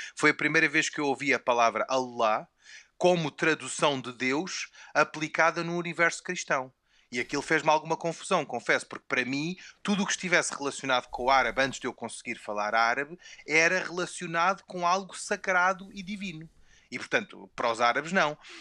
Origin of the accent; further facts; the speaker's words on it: Portugal; first language Portuguese; eu nasci e cresci em Portugal e, portanto, a, a minha língua materna é o português